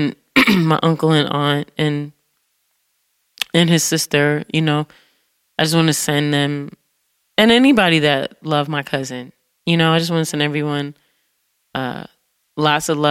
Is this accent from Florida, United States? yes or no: no; Detroit, Michigan, United States; now in New York City, United States; growing up in Detroit